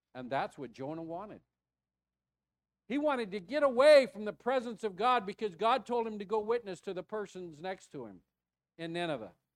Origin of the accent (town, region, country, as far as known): United States; also born or lived in Mesquite, Texas